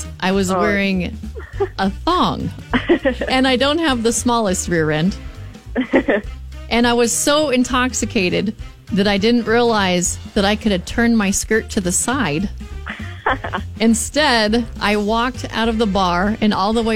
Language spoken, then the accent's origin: English; Arizona, United States; I'm from Arizona